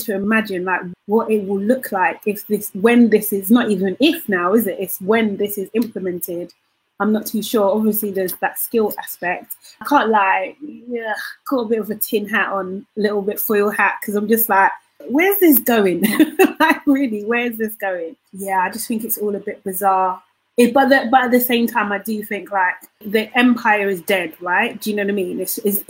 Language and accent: English; London, United Kingdom; we're all from London.